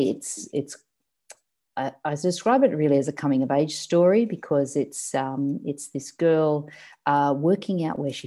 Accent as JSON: {"language": "English", "town": "Sydney", "region": "New South Wales", "country": "Australia", "tie": "born or raised there", "moved": "as an adult", "lives_now": "Melbourne, Australia", "said": "I grew up in Sydney in the suburb of Cronulla, and I moved to Melbourne about 5 years ago"}